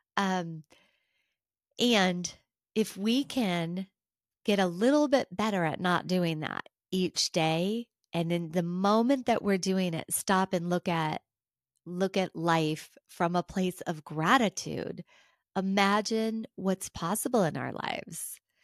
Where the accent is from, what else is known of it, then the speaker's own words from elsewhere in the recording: United States; being an American